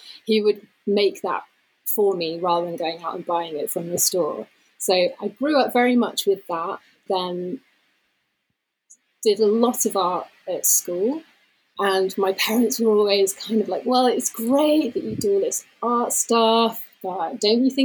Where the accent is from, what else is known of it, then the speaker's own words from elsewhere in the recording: London, United Kingdom; moved away as an adult; now in Somerset, United Kingdom; I was born in London, and then we moved to, it's pretty much still London, but it was kind of the suburban area outside of it